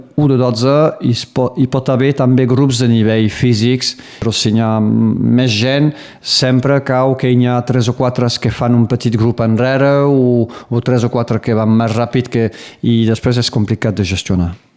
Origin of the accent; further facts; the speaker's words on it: Baho, Occitania, France; moved away as an adult; also born or lived in Perpignan; now in Conflent, France; Vaig néixer al Riberal, doncs a Perpinyà directament, i després eh, de tota la vida, fins a que tingués 18 o 20 anys, eh, vaig viure doncs, al poble de Bau, al Riberal